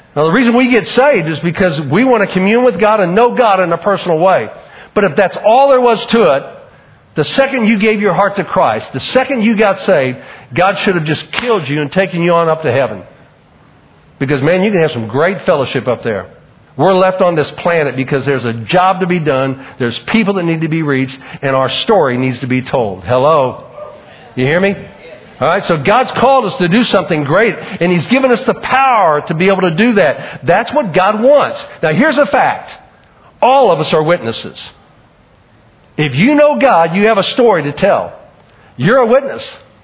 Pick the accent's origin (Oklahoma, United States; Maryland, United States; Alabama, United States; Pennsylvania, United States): Oklahoma, United States; Oklahoma City; growing up in Oklahoma City